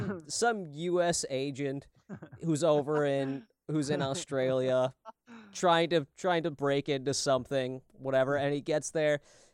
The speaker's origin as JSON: {"language": "English", "region": "Minnesota", "country": "United States", "said": "I'm from way down south in Minnesota."}